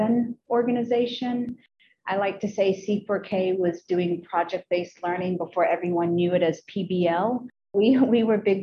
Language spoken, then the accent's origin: English; Charlottesville, Virginia, United States; it's the only community that I remember growing up in. And I grew up in the Charlottesville City Public Schools